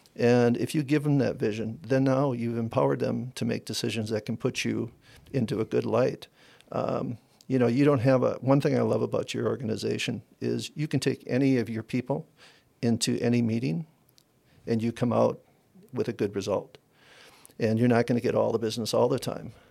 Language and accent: English; Wisconsin, United States; moved away as an adult; also born or lived in Arizona; I'm from Wisconsin, Okay, I'm a I'm a farmer